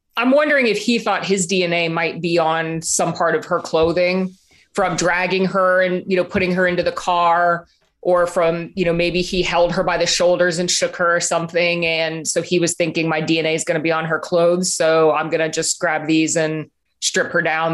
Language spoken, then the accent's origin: English; Florida, United States; I'm from Florida